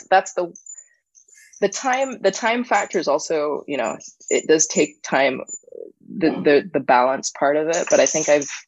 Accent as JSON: {"language": "English", "country": "Barbados", "said": "I do. I'm from Barbados."}